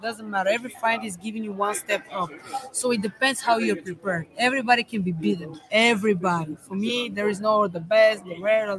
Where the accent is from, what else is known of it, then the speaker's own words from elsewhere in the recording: Bulgaria; moved away as an adult; Yeah, from Bulgaria. I just came here before 4 months to train with my coach, Ivan Kaysen.